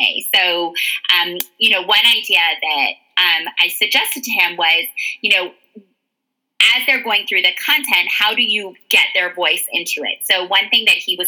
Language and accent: English; Canada; moved away as an adult; now in United States; I am the closest immigrant to my children because I was born in Canada, obviously, and came to the States when I was in my 20s.